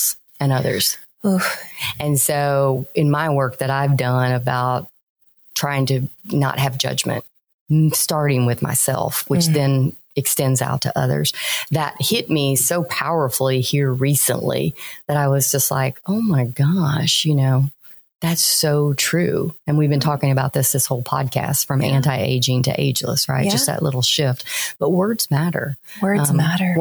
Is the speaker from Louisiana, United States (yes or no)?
yes; Louisiana, United States; moved away; also born or lived in Florida / Texas; I was born in Florida, raised in Louisiana. I've lived the longest in Texas